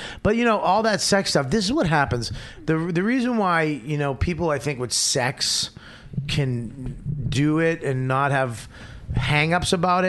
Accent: Boston, Massachusetts, United States; I grew up in Boston

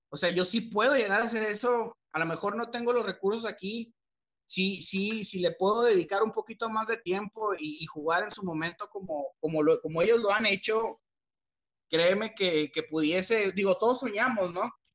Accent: Torreón, Coahuila, Mexico; Torreón porque pues es el lugar donde yo crecí, donde he nacido toda mi vida y donde, perdón, donde he crecido toda mi vida, donde yo nací

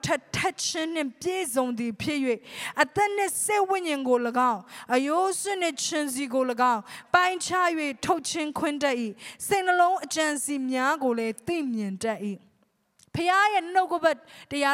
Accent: Myanmar

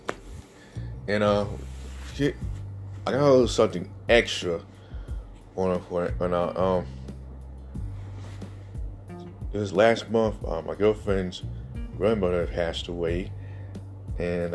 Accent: South Carolina, United States; when you come from my home state

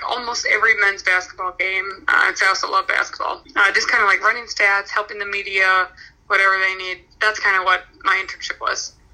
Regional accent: Sheboygan, Wisconsin, United States; moved away as an adult; also born or lived in Minnesota; I'm from Sheboygan, Wisconsin. So I'm I grew up close to Green Bay

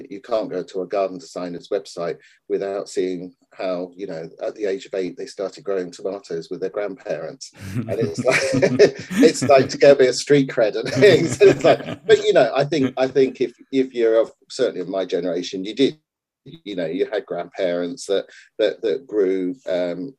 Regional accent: Histon, East of England, United Kingdom; I grew up in Histon, just outside Cambridge

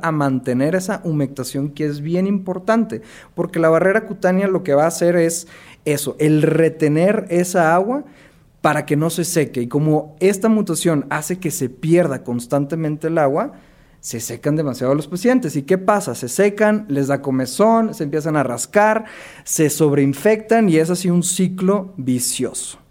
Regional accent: Monterrey, Nuevo León, Mexico; yo soy de Monterrey, soy dermatólogo y cirujano dermatólogo

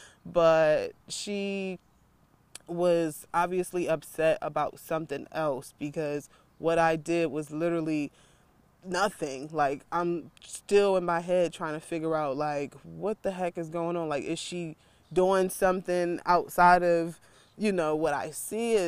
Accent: Philadelphia, Pennsylvania, United States; I'm from Philly

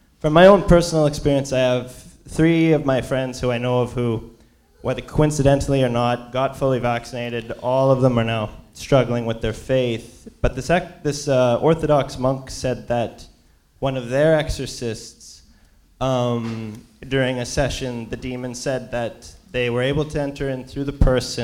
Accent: Canada; moved away; I'm from Canada

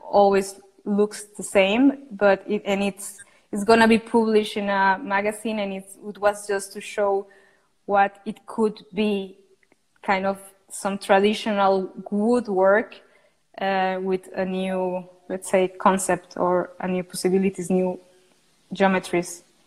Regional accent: Costa Rica; I come from Costa Rica, where is where I'm at the moment

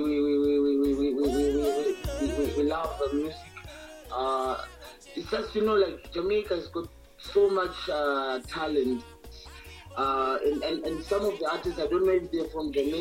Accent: Zimbabwe; a genre in our country, which called Zim Dancehall, Zim Reggae

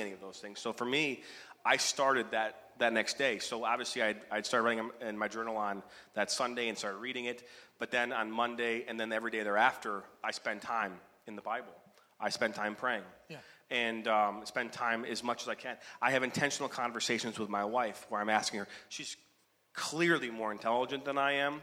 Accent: Oak, Michigan, United States; was born in Oak, Michigan

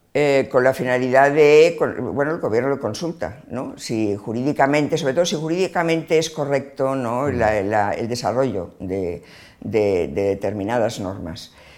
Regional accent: Barcelona, Catalonia, Spain; yo nací en Barcelona, em, estudié Filosofía y Letras en la Universidad de Barcelona

